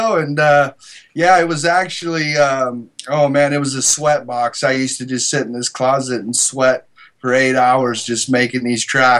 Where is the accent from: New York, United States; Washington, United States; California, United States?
Washington, United States; Goldendale; moved away as an adult; now in Los Angeles, United States; I'm from a little town of Goldendale, Washington, about 3,200 people. And a place where you know everybody's dog's name.